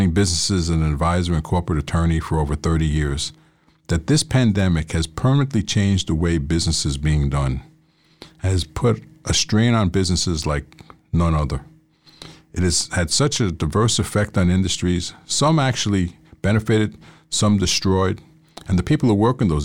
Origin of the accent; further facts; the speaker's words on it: New York City, New York, United States; I am from Queens